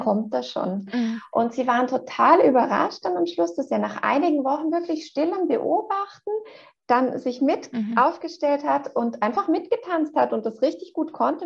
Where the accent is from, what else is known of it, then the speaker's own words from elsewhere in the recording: Switzerland; bei uns in der Schweiz gehört der Kindergarten ja schon zur obligatorischen äh, Schulzeit